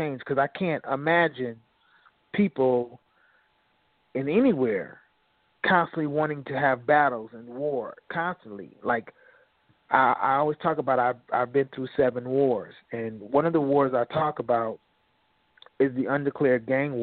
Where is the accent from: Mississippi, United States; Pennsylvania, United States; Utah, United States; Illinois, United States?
Illinois, United States; Aurora; my hometown, Aurora